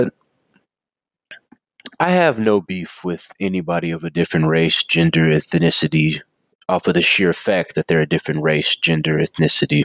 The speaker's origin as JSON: {"language": "English", "region": "Texas", "country": "United States", "said": "I'm an American and I'm Texan"}